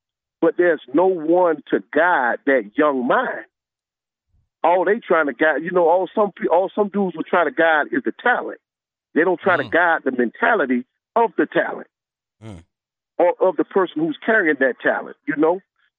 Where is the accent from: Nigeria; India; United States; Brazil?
United States; Atlantic Beach, Florida; I'm from the Beach, Atlantic Beach, okay, in Jacksonville.